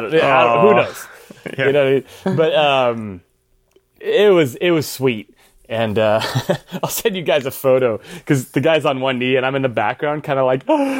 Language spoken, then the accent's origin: English; Pennsylvania, United States; She's from Ohio. I'm from Pennsylvania, and all these things are mentioned in Around the World.